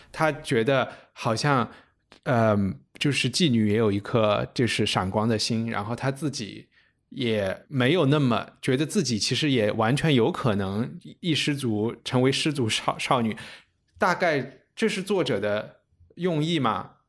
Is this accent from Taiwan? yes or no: no; China; 我们中国人